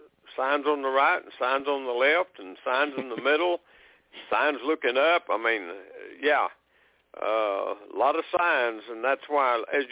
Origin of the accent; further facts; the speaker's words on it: Oklahoma, United States; this is, comes from my home state, or you know, Oklahoma.